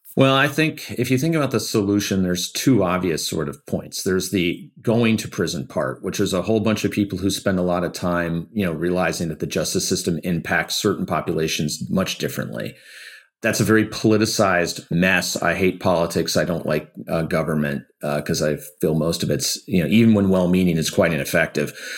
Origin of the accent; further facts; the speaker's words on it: Detroit, Michigan, United States; I grew up in Detroit where it's a very unionized town